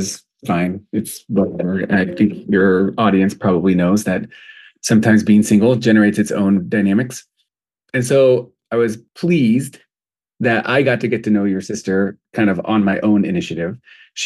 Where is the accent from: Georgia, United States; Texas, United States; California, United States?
California, United States; Southern; moved away as an adult; also born or lived in Michigan; now in Burundi; I grew up in Southern California